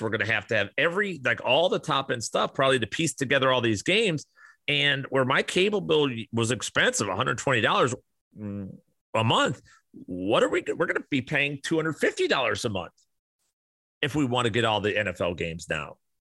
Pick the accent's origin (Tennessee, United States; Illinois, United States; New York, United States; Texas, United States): Illinois, United States; Kane County; I grew up around Kane County, Illinois.